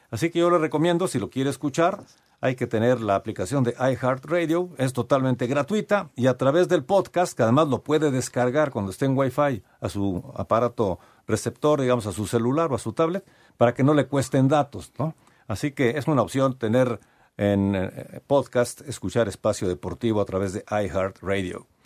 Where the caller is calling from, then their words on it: Tlalnepantla, State of Mexico, Mexico; de Tlanepantla.